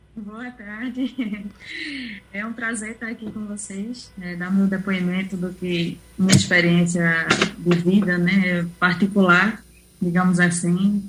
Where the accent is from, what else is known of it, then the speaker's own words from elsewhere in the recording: Recife, Pernambuco, Brazil; moved away as an adult; now in Ireland; nasci em Recife